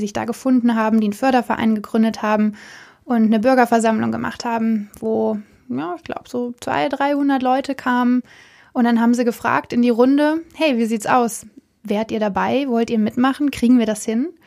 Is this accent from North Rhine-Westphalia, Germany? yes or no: yes; Cologne, North Rhine-Westphalia, Germany; moved away as an adult; now in Berlin, Germany; Ich komme äh, aus Köln